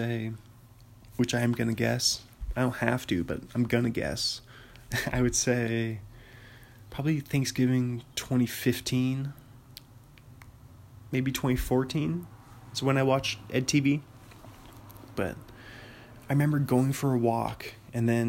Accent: Kirkland, Washington, United States; I was born in Kirkland, Washington

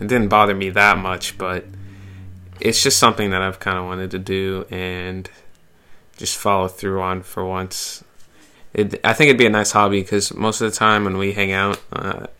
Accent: Michigan, United States; now in Massachusetts, United States; I grew up in Michigan. I live in Mass now.

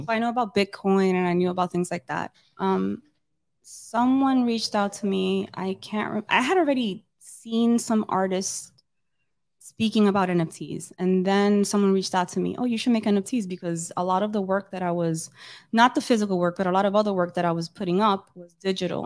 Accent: New York City, New York, United States; I grew up in Dykeman

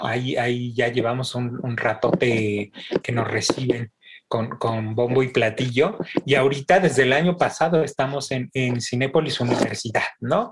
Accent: Mexico; Como, buenos mexicanos

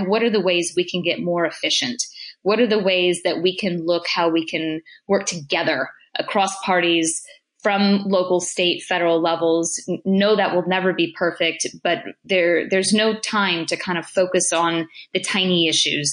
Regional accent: United States; as an American

